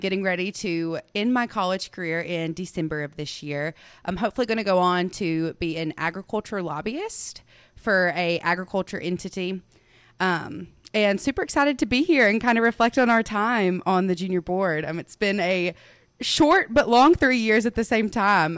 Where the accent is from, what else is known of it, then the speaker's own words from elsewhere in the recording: Waverly, Tennessee, United States; I am from Waverly, Tennessee, where I was born and raised on our fourth generation family farm.